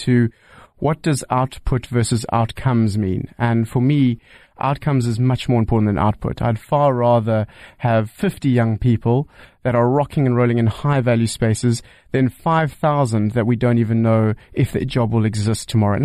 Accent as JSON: {"language": "English", "country": "South Africa", "said": "as a South African"}